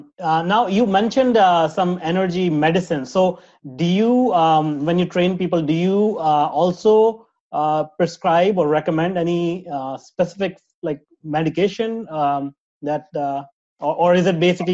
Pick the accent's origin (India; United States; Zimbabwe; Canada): India; moved away; I grew up in India